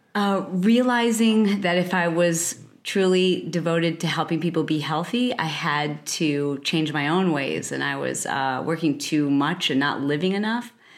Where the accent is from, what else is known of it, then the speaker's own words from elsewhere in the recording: Michigan, United States; also born or lived in Detroit, Michigan; I grew up in Michigan. From the Midwest